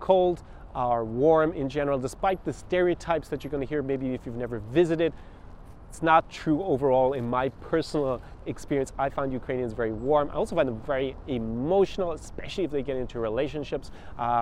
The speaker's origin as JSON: {"language": "English", "country": "Ireland", "tie": "born or raised there", "also_born_or_lived": "Munich / United States / Italy / France", "moved": "as an adult", "said": "I grew up in Ireland"}